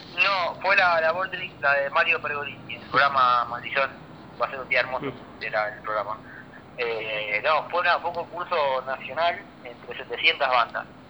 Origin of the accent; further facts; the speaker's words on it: Rosario, Santa Fe, Argentina; somos, somos rosarinos y es estar en casa